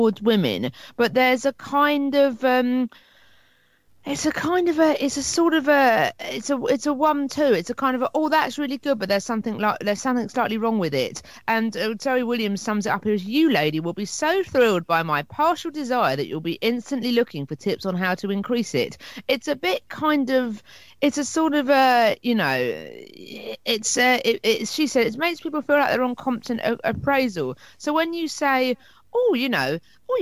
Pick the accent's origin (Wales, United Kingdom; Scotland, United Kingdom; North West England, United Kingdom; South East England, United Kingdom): South East England, United Kingdom; Hastings; working for Marks and Spencer's in my hometown of Hastings, in the shopping centre here